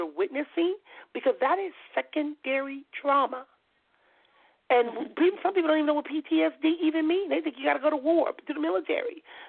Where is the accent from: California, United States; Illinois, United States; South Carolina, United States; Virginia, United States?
California, United States; Compton; I tell them I'm … I was when I was growing up in Compton.